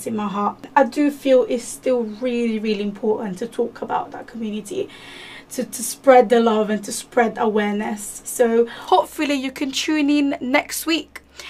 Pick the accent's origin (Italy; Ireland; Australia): Italy; moved away as an adult; now in London, United Kingdom; I'm actually Italian, and I moved to London a few years back